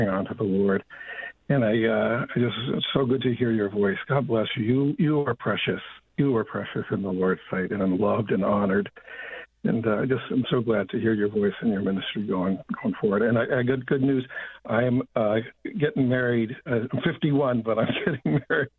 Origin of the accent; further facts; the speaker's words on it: Ireland; also born or lived in Boston / central New Jersey; now in New Jersey, United States; Originally, I'm from Ireland, I live in central New Jersey